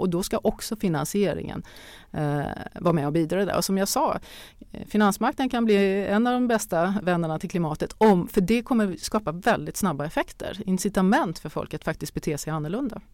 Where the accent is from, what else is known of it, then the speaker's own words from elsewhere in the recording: Sweden; vi är svenskar